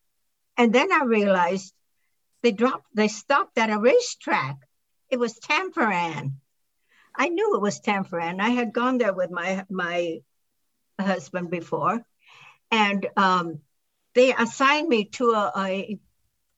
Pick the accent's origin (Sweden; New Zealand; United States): United States; Berkeley, California; I was born in Berkeley.